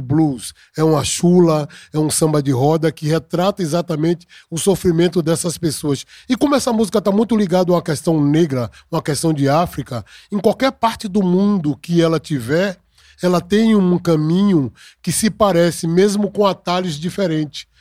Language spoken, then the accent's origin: Portuguese; Brazil; eu sou do Brasil